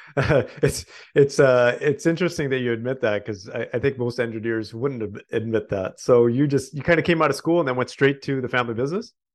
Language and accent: English; Canada; we are proudly Canadian